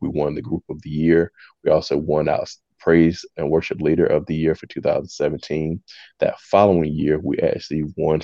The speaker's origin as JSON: {"language": "English", "town": "Jacksonville", "region": "North Carolina", "country": "United States", "moved": "as an adult", "lives_now": "Columbia, United States", "said": "I'm originally from Jacksonville, North Carolina. I currently reside in Columbia, South Carolina"}